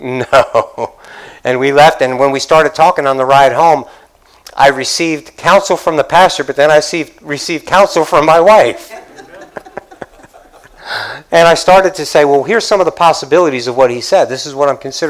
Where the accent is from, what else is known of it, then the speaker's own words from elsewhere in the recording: Dade City, Florida, United States; I'm from Dade City.